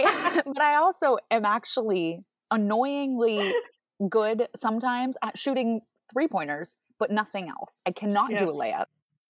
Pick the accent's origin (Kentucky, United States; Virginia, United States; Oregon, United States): Oregon, United States; Like people growing up in Central Oregon, everybody's like, wow, you don't ski or snowboard.